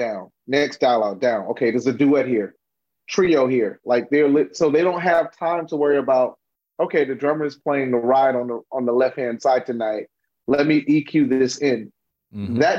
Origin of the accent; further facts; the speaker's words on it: Miami, Florida, United States; growing up in Miami